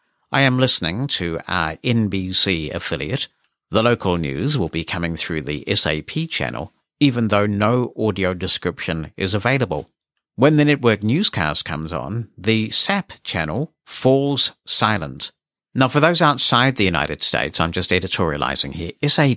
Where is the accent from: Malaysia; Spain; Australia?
Malaysia; As you know, I am from Malaysia, and much of the audio-described stuff that I watch are from the West.